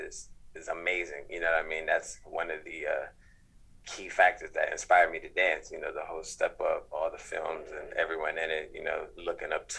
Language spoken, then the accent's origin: English; East Coast, United States; now in Los Angeles, United States; I'm from the East Coast